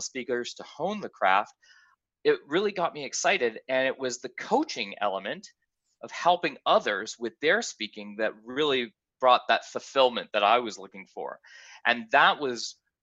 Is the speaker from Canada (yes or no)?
yes; Canada; accent: Canadian; I'm Canadian, if you haven't heard from the accent.